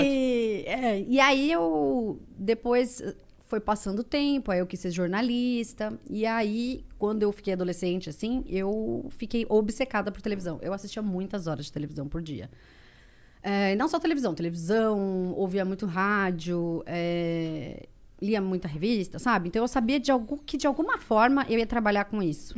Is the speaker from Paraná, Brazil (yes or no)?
no; Ribeirão Preto, São Paulo, Brazil; moved away; eu sou de Ribeirão Preto